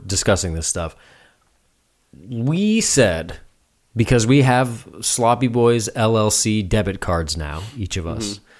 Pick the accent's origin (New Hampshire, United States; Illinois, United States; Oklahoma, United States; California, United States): New Hampshire, United States; Londonderry; Well, I grew up in Londonderry. We didn't really have a mall per se, so I went to the Manchester Mall, the Mall of New Hampshire is what they called it.